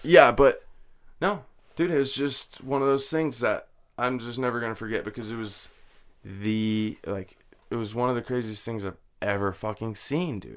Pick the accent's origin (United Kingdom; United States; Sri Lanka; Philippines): United States; New Jersey; moved away as an adult; also born or lived in Laramie, Wyoming / Florida / Washington; I graduated high school in Jersey.